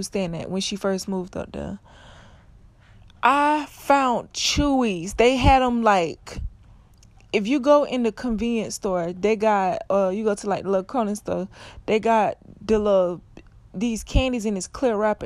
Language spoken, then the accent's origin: English; South Florida, United States; I'm from Florida. I'm from South Florida